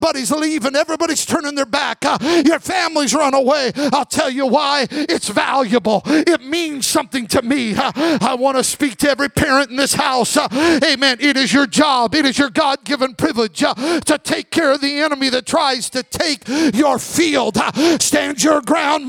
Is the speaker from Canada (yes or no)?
no; Magic Valley, Southern Idaho, United States; I grew up in the Magic Valley of Southern Idaho